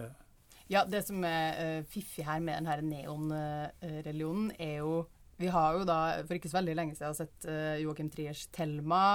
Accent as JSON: {"language": "Norwegian", "region": "Trøndelag", "country": "Norway", "said": "som trønder"}